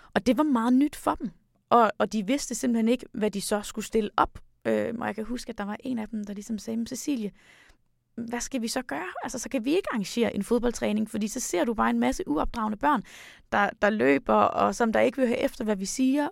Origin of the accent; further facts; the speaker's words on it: Denmark; vi kommer fra Danmark